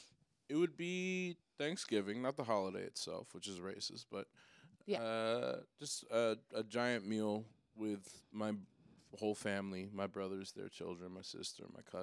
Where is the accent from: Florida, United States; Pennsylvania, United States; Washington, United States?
Washington, United States; Seattle; also born or lived in Portland; I'm from Seattle, but I've spent a lot of time in Portland